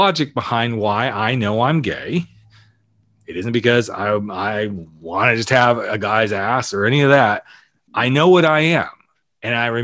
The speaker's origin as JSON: {"language": "English", "region": "the South", "country": "United States", "tie": "born or raised there", "moved": "yes", "said": "I grew up in the South"}